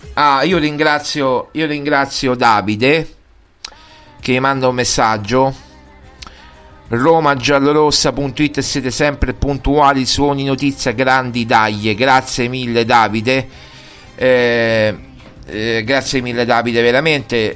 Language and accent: Italian; Lazio, Italy; sono del Lazio